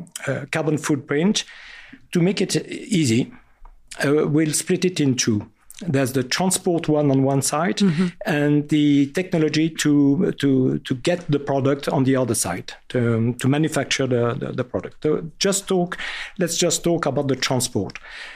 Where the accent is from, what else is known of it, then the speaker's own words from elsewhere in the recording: France; accent: very French; English is a second language; Sorry for my very French accent.